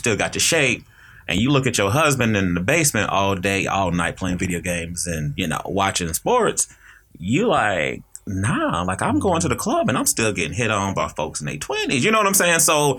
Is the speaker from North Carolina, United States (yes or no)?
yes; North Carolina, United States; I'm originally from North Carolina.